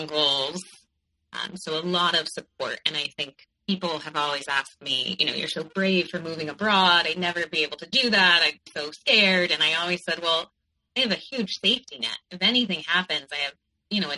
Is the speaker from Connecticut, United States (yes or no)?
yes; Connecticut, United States; moved away as an adult; also born or lived in New York; I grew up in Connecticut, and I went to New York for college